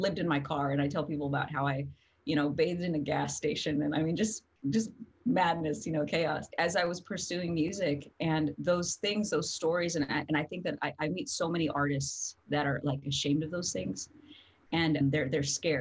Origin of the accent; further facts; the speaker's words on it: New Mexico, United States; I come from New Mexico, and now I've been all over the world.